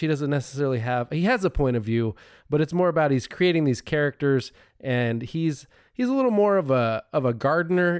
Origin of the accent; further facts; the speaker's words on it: United States; I'm American